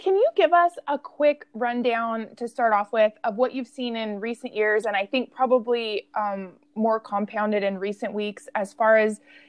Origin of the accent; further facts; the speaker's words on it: Humboldt County, California, United States; I'm from Humboldt County